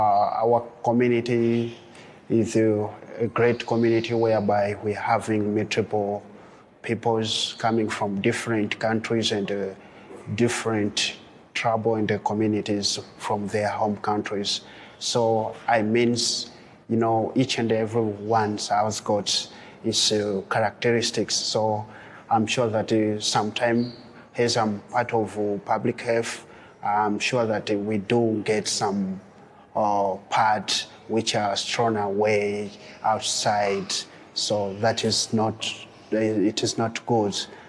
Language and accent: English; DR Congo; now in Dzaleka, Malawi; I'm coming from DRC.